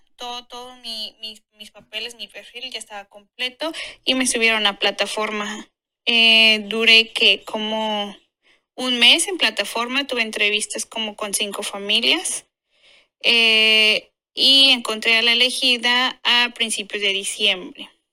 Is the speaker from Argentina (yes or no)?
no; Mexico; moved away as an adult; México, que es de donde yo soy